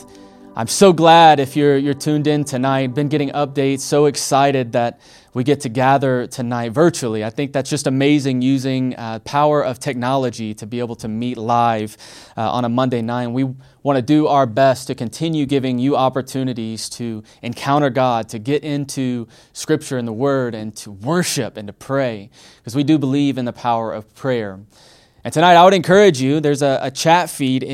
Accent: Alabama, United States; I'm from Alabama

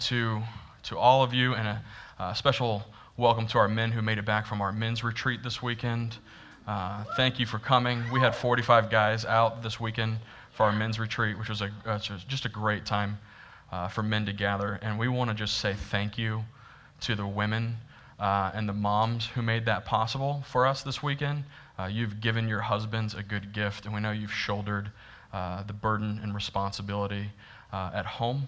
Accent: Florida, United States; I'm from Florida, and I've never been to New York City until like last year.

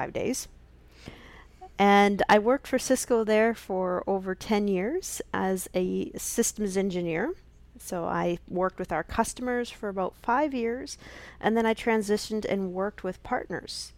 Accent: Canada; accent: Canadian; also born or lived in Alberta, Canada / Saskatchewan, Canada; my roots are in Canada, if you can tell from my accent.

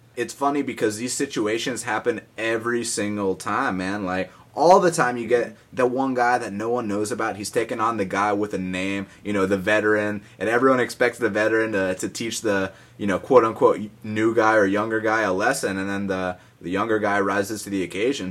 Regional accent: Atlanta, Georgia, United States; I'm from Atlanta.

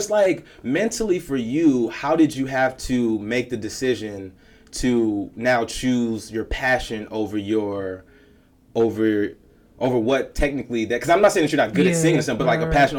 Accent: Chicago, Illinois, United States; Okay, I'm from Chicago. Mm-hmm. Okay, I'm from a cold city.

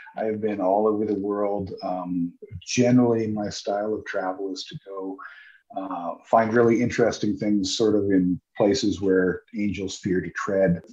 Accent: United States; moved away; also born or lived in Sitka, Alaska; I'm an American

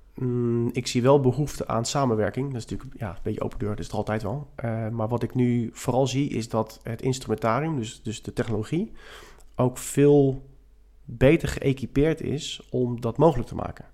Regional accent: The Hague, South Holland, Netherlands; also born or lived in Scheveningen; Ik woon op Scheveningen, zoals we dat dan zeggen. Ik ben wel import. Ik ben Hagenees, Hagenaar.

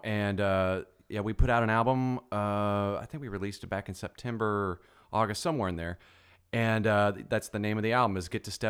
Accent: Ironton, Ohio, United States; also born or lived in Dallas, Texas / Denton, Texas; now in Los Angeles, United States; So I'm from Ironton, Ohio, originally.

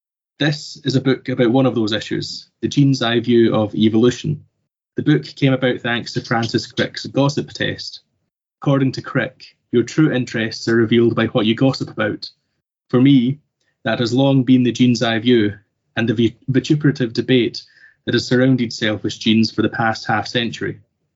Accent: Sweden; moved away as an adult; also born or lived in Scotland; now in Toronto, Canada; ever since I moved to Toronto, Canada, to begin my graduate research. Arriving in Toronto after growing up in Sweden and receiving my undergraduate training in Scotland

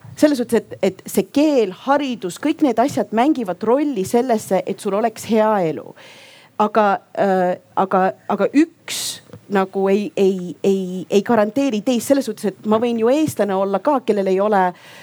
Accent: Estonia; also born or lived in Yemen; ma olen ju eestlane, ma olen ka jeemenlane

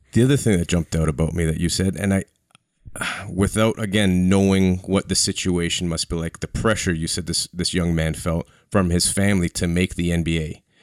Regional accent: Canada; as a Canadian

